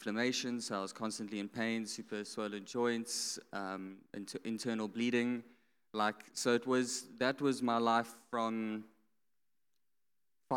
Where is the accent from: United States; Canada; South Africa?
South Africa; Johannesburg, Gauteng; moved away as an adult; now in Cape Town, South Africa; I originally come from Johannesburg and moved to Cape Town about almost four years ago